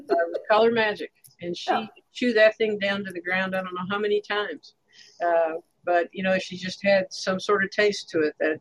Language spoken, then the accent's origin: English; Cleveland, Ohio, United States; moved away; also born or lived in Huntington, West Virginia; I grew up in Cleveland, Ohio, and we had a city lot